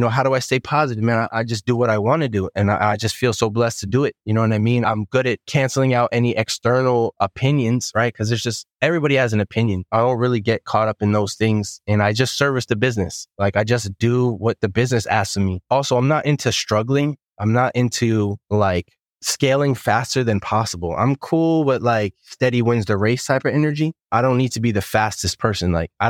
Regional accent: New York City, New York, United States; Where I grew up in Bensonhurst, like, the mob was all around us.

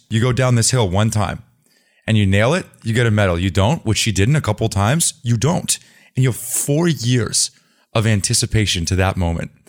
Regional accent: Vermont, United States; I grew up in Vermont

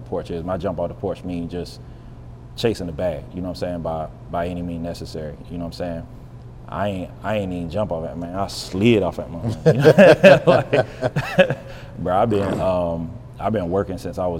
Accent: Western North Carolina, United States; now in Charlotte, United States; I'm not originally from Charlotte. Charlotte's home. It's a couple hours from where I'm from. I'm from the country, bro. I'm from Western North Carolina. Small town

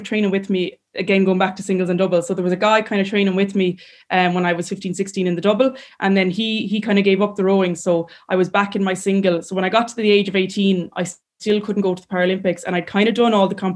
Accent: Clarenbridge, Connacht, Ireland; I'm from a lovely village and I'm from Clarenbridge and like my classmates were unbelievable when I was younger

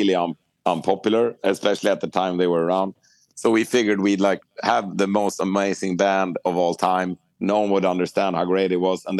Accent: Sweden; growing up in Sweden

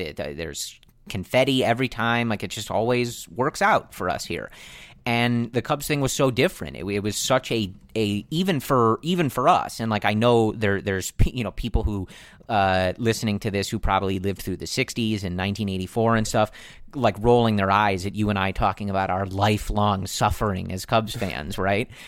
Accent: Buffalo Grove, Illinois, United States; we're both originally from Buffalo Grove

